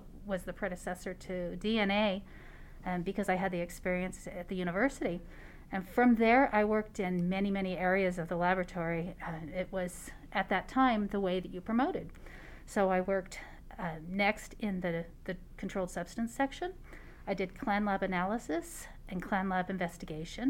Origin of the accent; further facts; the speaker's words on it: California, United States; moved away as an adult; also born or lived in Lancaster, New Hampshire; now in Nevada, United States; I was actually born in a small town in northern New Hampshire called Lancaster. And from there, I moved to California when I was in second grade